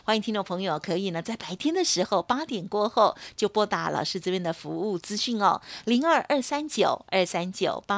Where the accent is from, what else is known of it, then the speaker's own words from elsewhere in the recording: Taiwan; 我们台湾人有很多